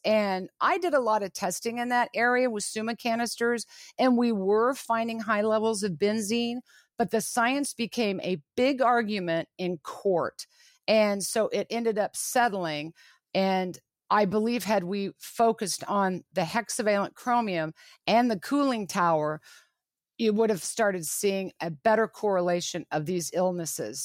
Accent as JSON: {"language": "English", "town": "Lawrence", "region": "Kansas", "country": "United States", "tie": "born or raised there", "said": "I was born and raised in Lawrence, Kansas"}